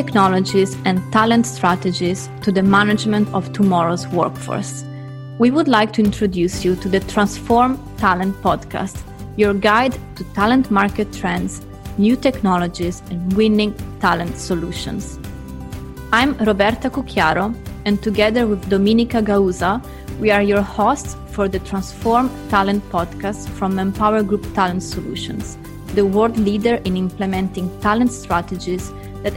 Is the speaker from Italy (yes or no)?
yes; Italy; moved away as an adult; also born or lived in China / Poland / United Kingdom; now in London, United Kingdom; I'm originally from Italy, currently living in London, and have lived many years in Italy, China, Poland, and the UK.